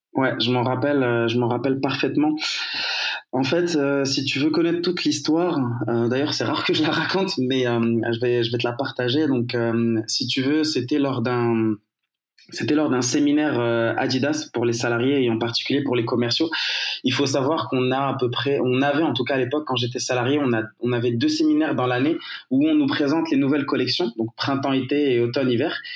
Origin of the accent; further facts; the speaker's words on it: Morocco; moved away as an adult; also born or lived in France / Marseille / Alsace / Germany; je suis né, j'ai grandi au Maroc